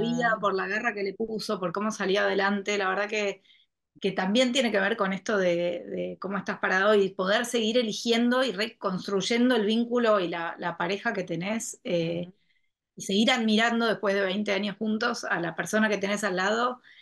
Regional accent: Argentina; tuve una historia que me fui fuera de la Argentina y elegí volver

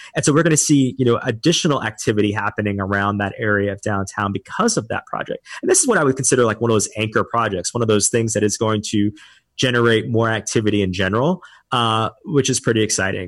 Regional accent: New Orleans, Louisiana, United States; also born or lived in Dallas / Austin; now in Houston, United States; I'm originally from New Orleans, and I spent some time before this in Dallas and Austin before, you know, coming to Houston.

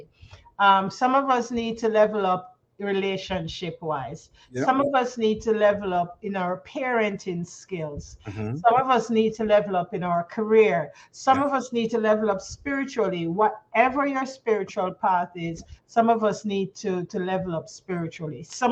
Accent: Jamaica; accent: Jamaican; moved away as an adult; now in Canada; I'm Jamaican by birth, folks, and I've lived in Canada going on now 21 years. So sometimes you're going to hear a little of the Jamaican drop.

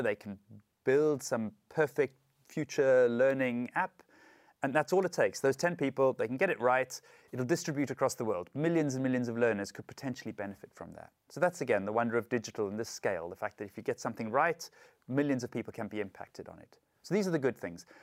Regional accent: South Africa; I'm from South Africa

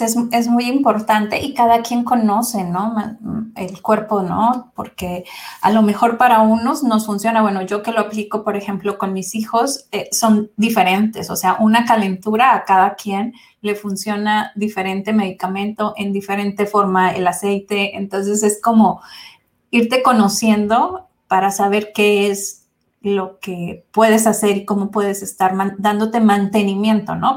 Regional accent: Mexico; soy de México

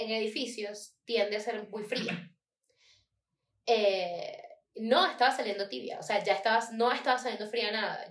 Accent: Maracay, Aragua, Venezuela; moved away

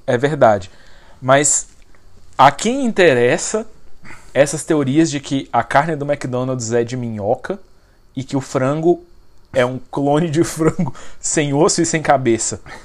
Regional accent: Goiás, Brazil; eu não cresci em Brasília, eu cresci no Goiás

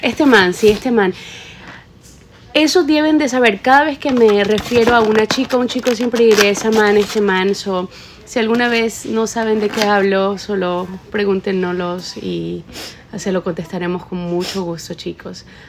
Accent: Ecuador; yo soy de Ecuador, la mitad del mundo

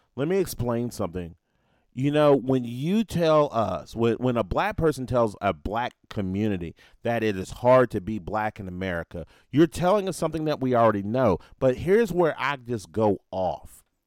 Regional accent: Nashville, Tennessee, United States; my hometown of Nashville

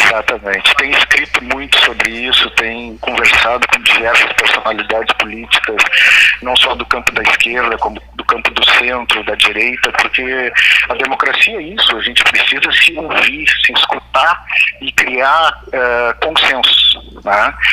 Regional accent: Pelotas, Rio Grande do Sul, Brazil; moved away; é sempre bom voltar à minha, à minha terra

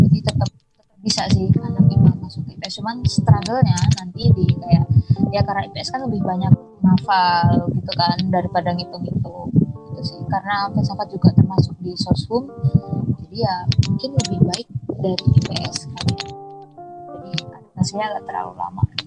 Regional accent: Wonosobo, Central Java, Indonesia; born or raised there; moved away as an adult; also born or lived in Kalimantan; now in Yogyakarta, Indonesia

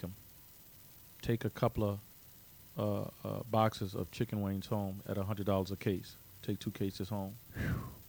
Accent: New Orleans, Louisiana, United States; moved away as an adult; now in Zachary, United States; a poor black boy growing up in the Lower Ninth Ward in New Orleans

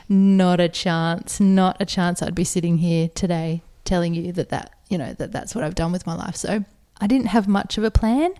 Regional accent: Adelaide, South Australia, Australia; now in Sydney, Australia; growing up in Adelaide

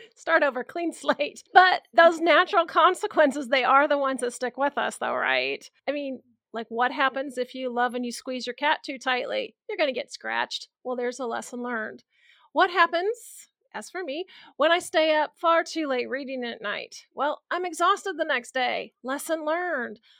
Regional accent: Midwest, United States; we're from the Midwest.

